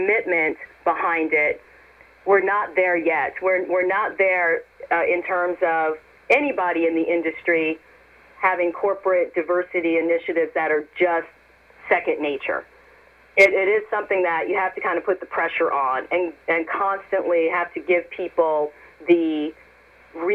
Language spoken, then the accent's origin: English; New York City, New York, United States; moved away as an adult; also born or lived in Columbia, South Carolina / College Park, Maryland / Cleveland, Ohio; now in Beaverton, United States; I'm originally from New York City, and I split my childhood between New York City and Columbia, South Carolina